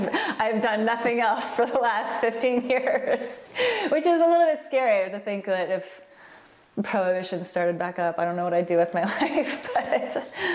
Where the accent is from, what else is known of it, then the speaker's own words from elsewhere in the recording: Alaska, United States; moved away as an adult; also born or lived in Pullman, Washington; now in Oregon, United States; Growing up in Alaska? Exactly. It was the best. I mean, I was a typical outdoors, wild Alaska kid.